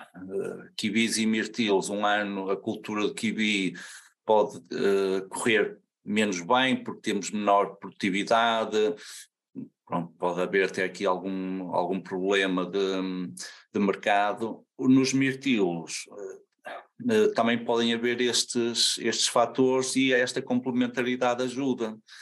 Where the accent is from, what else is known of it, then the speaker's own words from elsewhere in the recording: Santa Maria da Feira, North, Portugal; sou de Santa Maria da Feira